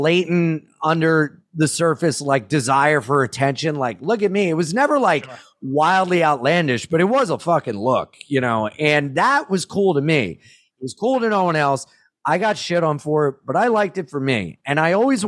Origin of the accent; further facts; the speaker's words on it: Jacksonville, United States; we're from Jacksonville